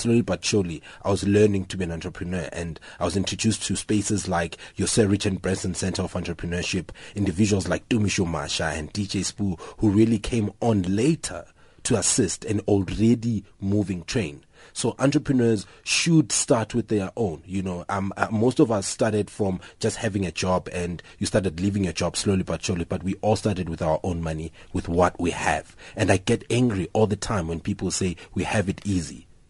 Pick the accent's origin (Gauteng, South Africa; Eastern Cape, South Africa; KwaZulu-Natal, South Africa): Gauteng, South Africa; Tsakane; I'm from Tsakane in the East Rand.